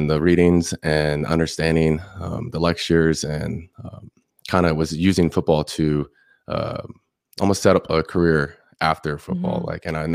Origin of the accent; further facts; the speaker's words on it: Indian Rocks Beach, Florida, United States; I'm from Indian Rocks Beach, Florida. It's about 30 minutes south from Tampa. And I was born and raised there my whole life